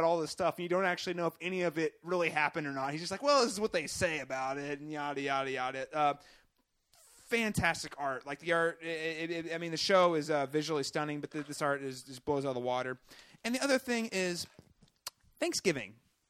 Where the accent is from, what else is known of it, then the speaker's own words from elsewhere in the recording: Midwest, United States; Growing up in the Midwest